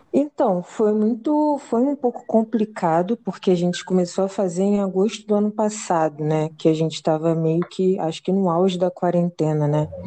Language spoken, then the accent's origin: Portuguese; Rio de Janeiro, Brazil; sou rapper, sou aqui de Campo Grande, Zona Oeste, é isso, eu acho.